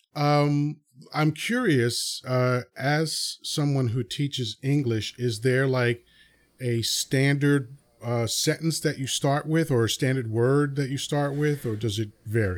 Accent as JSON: {"language": "English", "town": "New York City", "region": "New York", "country": "United States", "tie": "born or raised there", "also_born_or_lived": "Dominican Republic / Long Island", "accent": "New York", "first_language": "Spanish", "second_language": "English", "said": "I have an accent because anytime I travel outside of New York, everybody knows I'm from New York"}